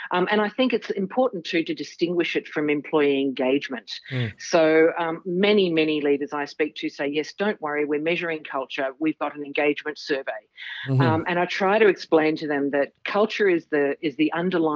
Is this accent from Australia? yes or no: yes; Melbourne, Victoria, Australia; I was born right here in Melbourne, Australia. So I've lived in some other countries, but you know, came back home.